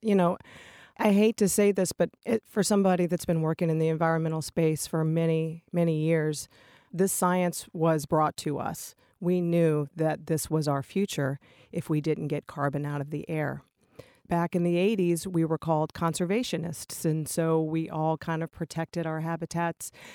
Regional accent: Richmond, Virginia, United States; now in Massachusetts, United States; I'm from Richmond, Virginia

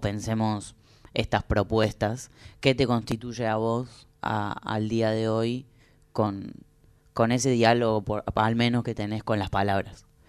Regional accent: the interior, Argentina; también soy una persona de eso que llaman el interior

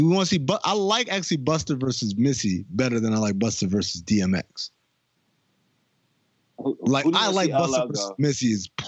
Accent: Queens, New York, United States; I'm from Queens.

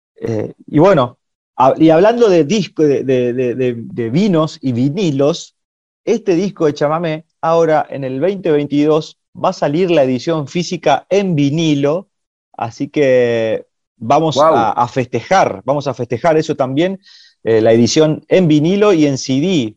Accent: Corrientes, Argentina; yo soy un artista correntino

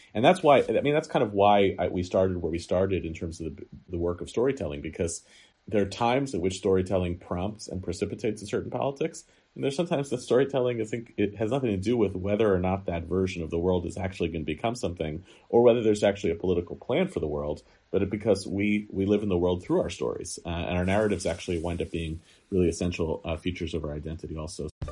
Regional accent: United States; American Jews are talking about Israel, they're not really talking about Israel, they're talking about ourselves

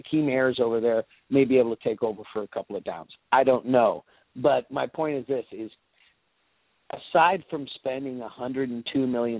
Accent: West Coast, United States; I'm from the West Coast originally, and I have the ticket, and I watch a lot of Chargers games.

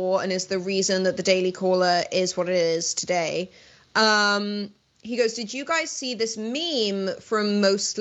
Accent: United Kingdom; moved away as an adult; I'm British

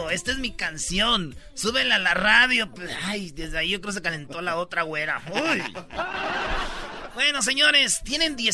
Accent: Michoacán, Mexico; No, yo soy de Michoacán

